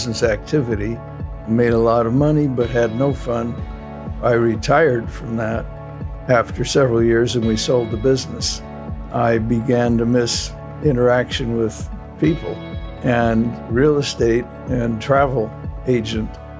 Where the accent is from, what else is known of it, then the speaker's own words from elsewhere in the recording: Alhambra, California, United States; also born or lived in West Los Angeles / Pacific Palisades; I grew up in the San Gabriel Valley in a little town called Alhambra, and I went through high school there